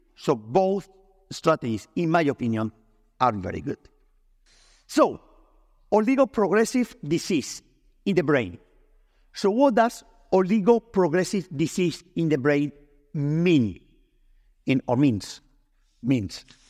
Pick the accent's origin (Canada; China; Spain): Spain; English is a second language; I'm Spanish, I'm not English